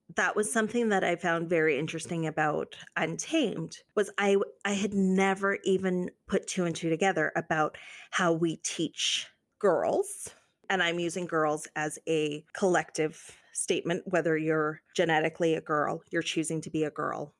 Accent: Canada; as a Canadian

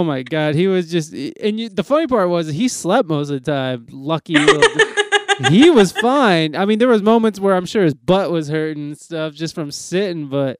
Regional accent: Toledo, Ohio, United States; now in San Diego, United States; I'm from Ohio, and I'm just so my airport that I go to is Detroit, and then I just drive down to Toledo.

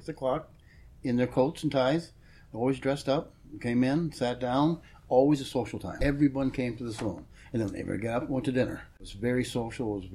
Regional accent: Minnesota, United States; moved away as an adult; Minnesota, where I came from originally.

